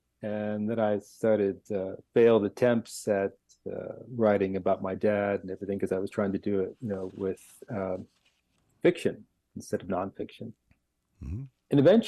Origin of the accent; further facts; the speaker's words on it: Los Angeles, California, United States; And I come from Los Angeles.